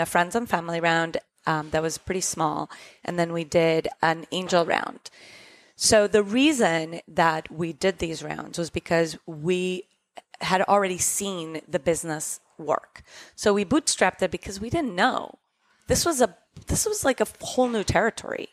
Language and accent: English; Costa Rica; moved away; we grew up in Costa Rica